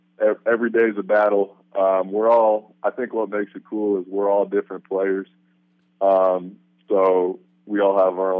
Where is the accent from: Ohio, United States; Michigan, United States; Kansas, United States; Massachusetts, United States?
Kansas, United States; now in Ellensburg, United States; I'm originally from Kansas. My dad's a K-State grad.